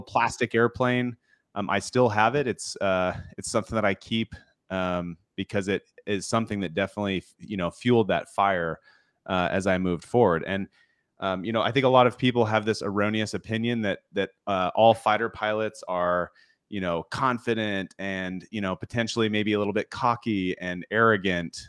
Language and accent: English; Washington, United States; I grew up in Washington State